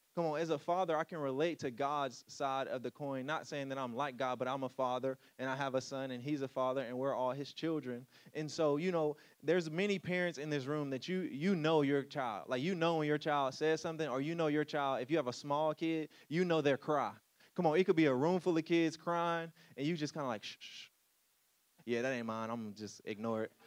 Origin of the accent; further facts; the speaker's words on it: Louisiana, United States; moved away; I moved away from Louisiana